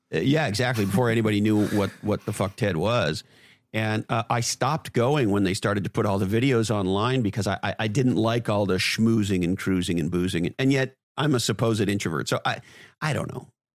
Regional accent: Montreal, Quebec, Canada; moved away as an adult; also born or lived in Toronto / Silicon Valley; now in Santa Cruz, United States; I grew up in Montreal, Canada

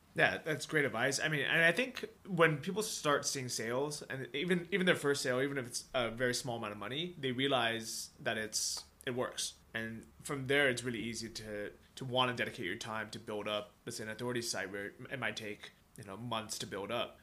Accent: California, United States; also born or lived in Toronto, Canada; now in Thailand; I grew up in California. We didn't really have snow

